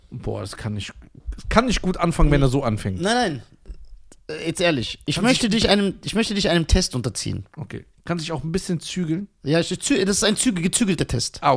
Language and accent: German; Germany; Ich bin mehr Deutscher als ein Deutscher. Weil ich Deutsch bin.